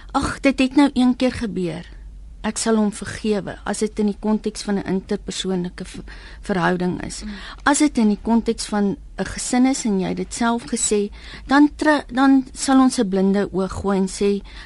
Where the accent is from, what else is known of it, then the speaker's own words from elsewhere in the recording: South Africa; 'n wit Suid-Afrikaner